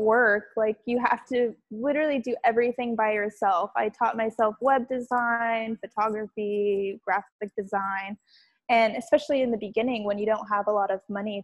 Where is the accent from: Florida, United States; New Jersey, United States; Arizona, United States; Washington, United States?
Washington, United States; moved away as an adult; now in New York City, United States; I'm originally from Washington State